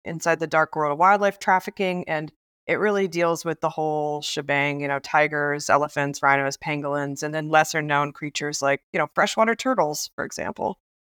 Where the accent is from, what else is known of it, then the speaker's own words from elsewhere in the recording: Biloxi, Mississippi, United States; now in Brooklyn, United States; I grew up in Mississippi